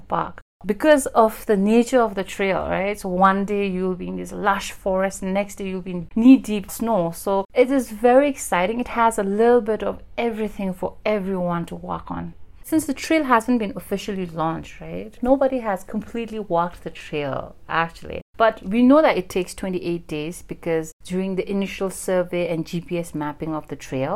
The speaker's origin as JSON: {"language": "English", "region": "Lhuntse", "country": "Bhutan", "also_born_or_lived": "Thimphu", "moved": "yes", "said": "my family migrated from Lhunsi. That's where I'm from"}